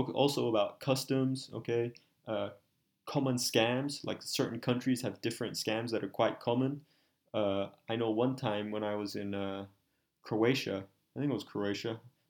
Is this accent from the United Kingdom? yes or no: no; Australia; born there; I'm a half Colombian, half Chinese Malay, right? And I was born in Australia.